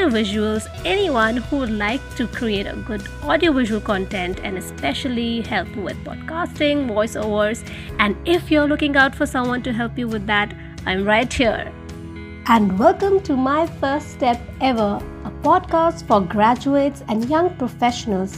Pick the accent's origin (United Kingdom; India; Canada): India; I'm from India as well